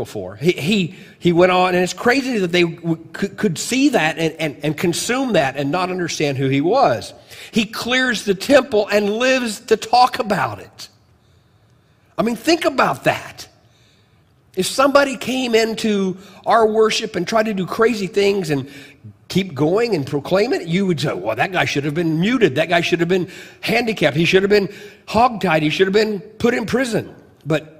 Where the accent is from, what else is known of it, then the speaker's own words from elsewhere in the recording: United States; Chester, Illinois, it's about 55 miles from my hometown